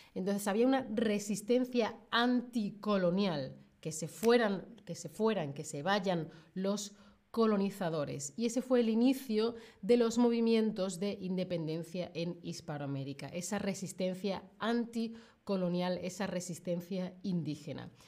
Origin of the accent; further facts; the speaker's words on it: Spain; soy de España